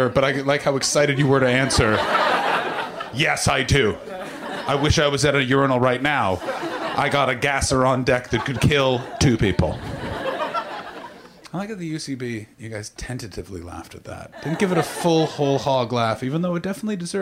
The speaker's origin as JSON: {"language": "English", "country": "Canada", "also_born_or_lived": "England", "moved": "as an adult", "lives_now": "United States", "said": "I just moved to America. I'm Canadian. And then I lived in England for 6 years"}